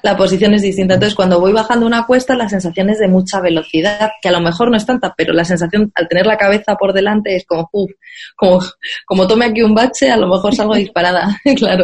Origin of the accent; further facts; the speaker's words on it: Madrid, Community of Madrid, Spain; moved away as an adult; now in Amsterdam, Netherlands; yo soy de Madrid y Madrid es una ciudad completamente de coches